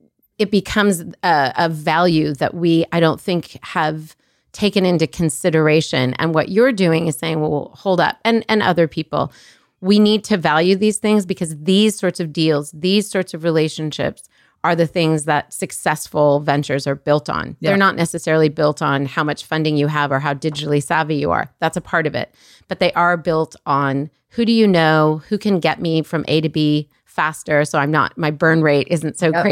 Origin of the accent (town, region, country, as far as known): Colorado, United States